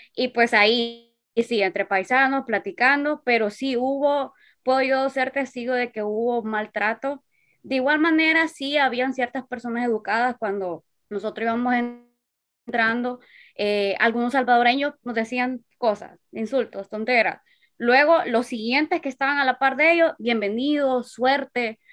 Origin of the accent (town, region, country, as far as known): Honduras